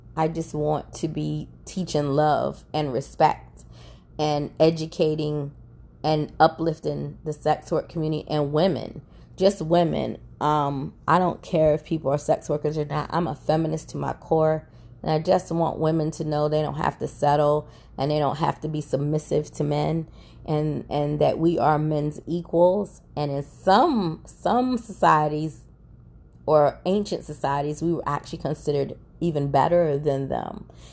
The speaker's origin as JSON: {"language": "English", "country": "United States", "said": "I'm an American"}